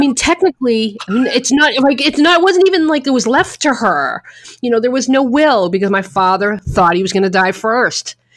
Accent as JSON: {"language": "English", "region": "New England", "country": "United States", "moved": "yes", "lives_now": "New York, United States", "said": "I'm from New England where it was snowstorm, snowstorm."}